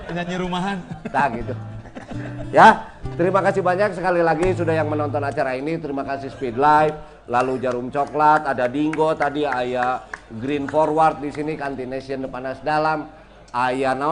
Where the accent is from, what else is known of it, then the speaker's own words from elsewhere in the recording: West Java, Indonesia; tapi karena saya orang Sunda, kita punya alat berkomunikasi